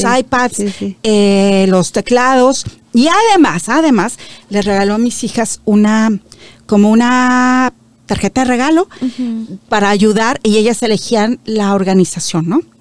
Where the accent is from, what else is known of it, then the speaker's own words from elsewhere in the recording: Mexico; moved away as an adult; now in Toronto, Canada; yo soy de México